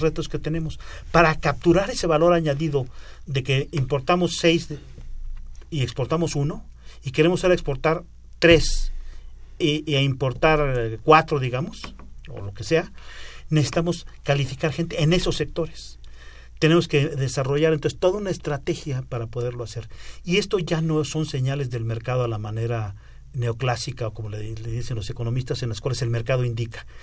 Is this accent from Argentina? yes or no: no; Mexico; como mexicano